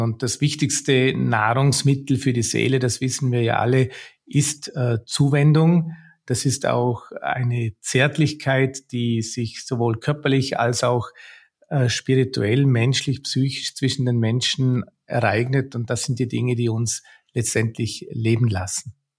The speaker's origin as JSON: {"language": "German", "country": "Austria", "said": "bei uns in Österreich"}